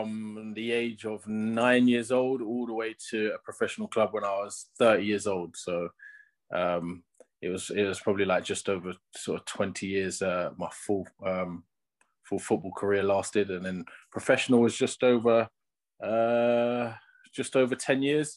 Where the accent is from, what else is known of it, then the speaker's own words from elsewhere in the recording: London, United Kingdom; moved away as an adult; now in Northampton, United Kingdom; I'm from London, so I lived in London my whole time, and then just moved up into Northampton now